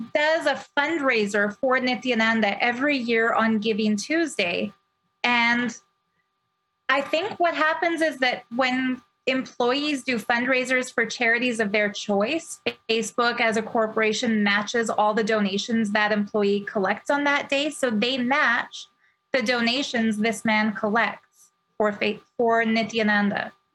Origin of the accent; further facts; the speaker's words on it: Canada; as a Canadian